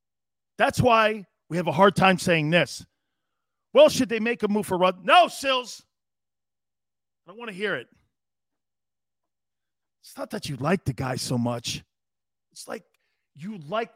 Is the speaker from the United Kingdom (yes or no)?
no; Montreal, Quebec, Canada; Love your show. I'm from Montreal.